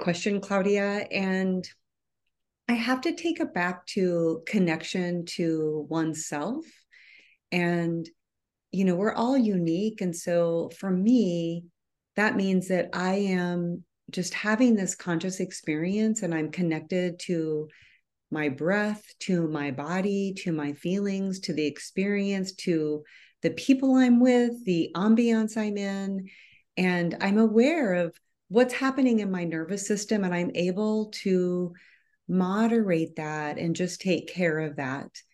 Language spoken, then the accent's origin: English; Midwest, United States; moved away as an adult; I was born and raised in the Midwest